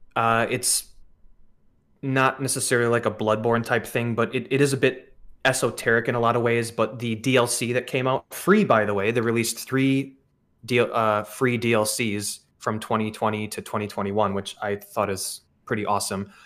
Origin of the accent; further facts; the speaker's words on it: Wisconsin, United States; growing up in Wisconsin